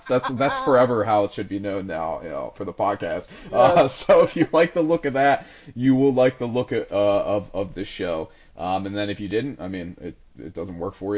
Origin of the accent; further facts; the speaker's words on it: United States; as an American